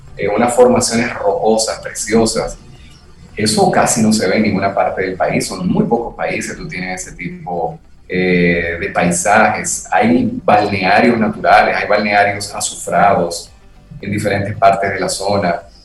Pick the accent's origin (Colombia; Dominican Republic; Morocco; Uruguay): Dominican Republic; nosotros como dominicanos